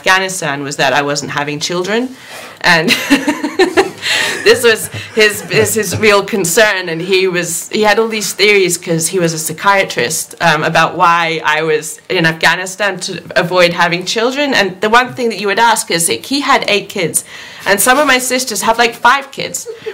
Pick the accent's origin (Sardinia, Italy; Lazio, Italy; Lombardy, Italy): Lazio, Italy; Rome; moved away as an adult; also born or lived in United Kingdom; I grew up in Rome, which is a very quiet city where, you know, I'd walk home every night, you know, as a 16, 17, 18-year-old girl.